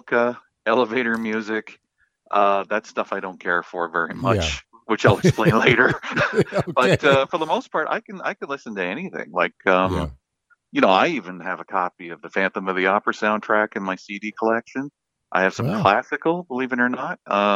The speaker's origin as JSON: {"language": "English", "town": "Miramichi", "region": "New Brunswick", "country": "Canada", "tie": "born or raised there", "also_born_or_lived": "Newcastle, New Brunswick", "said": "I was born at Miramichi Hospital. I grew up in Chatham on Riverside Drive until I was about 15"}